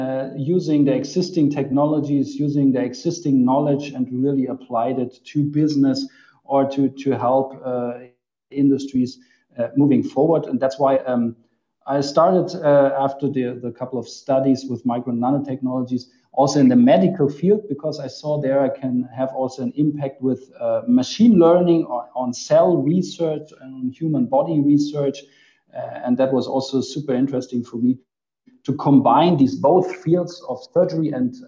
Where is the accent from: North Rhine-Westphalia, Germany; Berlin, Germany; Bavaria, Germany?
Bavaria, Germany; Munich; I'm originally from Munich